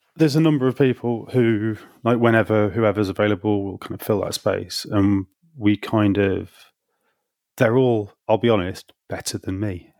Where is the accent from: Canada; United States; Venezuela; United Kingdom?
United Kingdom; Hull, Yorkshire and the Humber; moved away as an adult; now in London, United Kingdom; did that in my hometown of Hull in Yorkshire for kind of three or four years